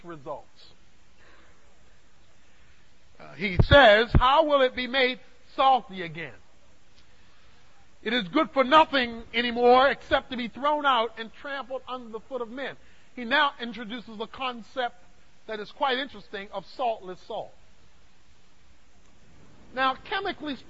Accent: Dallas, Texas, United States; I'm from Dallas

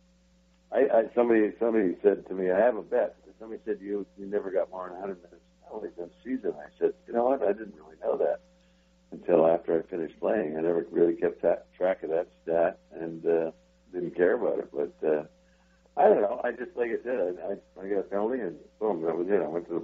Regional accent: Western Canada, Canada; as a youngster growing up in Western Canada

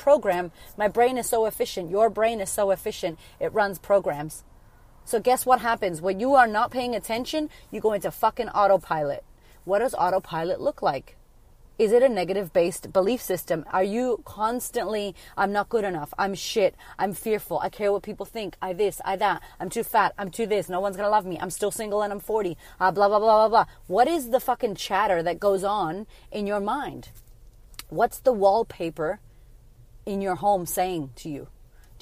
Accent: Framingham, Massachusetts, United States; also born or lived in Boston, Massachusetts; Where I grew up is Framingham, Massachusetts

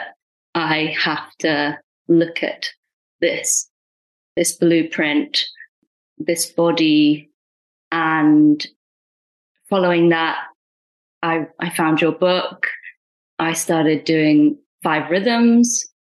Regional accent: United Kingdom; first language Punjabi; I'm Indian, British Indian

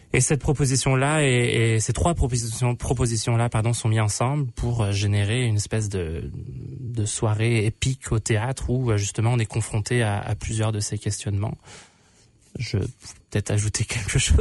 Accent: Vancouver, British Columbia, Canada; je viens de Vancouver

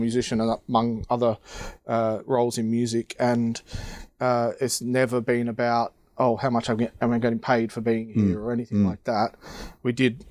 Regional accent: Australia; now in Robertsbridge, United Kingdom; makes me local as far as being an Australian

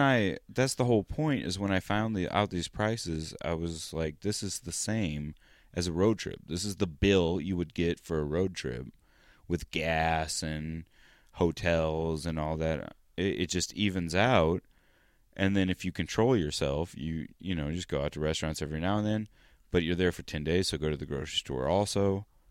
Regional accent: United States; Estados Unidos

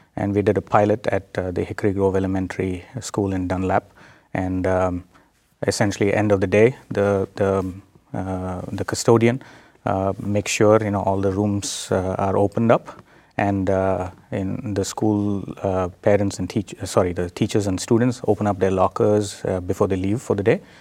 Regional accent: India; moved away as an adult; also born or lived in South Dakota, United States; now in United States; I'm, uh, originally from India. I was born in India. I did my, uh, bachelor's, uh, in India and then moved to the United States.

